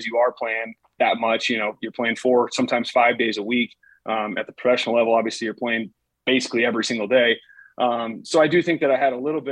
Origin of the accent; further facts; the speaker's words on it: South Dakota, United States; growing up in South Dakota